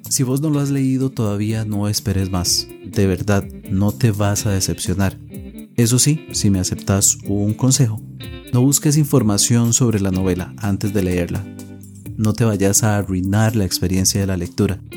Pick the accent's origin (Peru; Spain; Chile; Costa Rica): Costa Rica; acá en mi país, Costa Rica